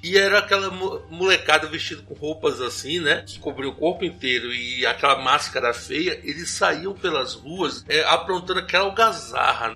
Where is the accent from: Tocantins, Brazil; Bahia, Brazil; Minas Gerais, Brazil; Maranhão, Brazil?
Bahia, Brazil; Ubatã; moved away; lá na minha cidade natal, em Ubatã